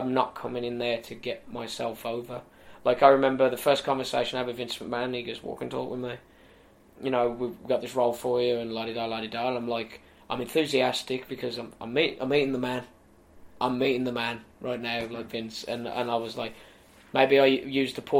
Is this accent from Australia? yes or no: no; United Kingdom; I got to main event Wembley Arena as a British wrestler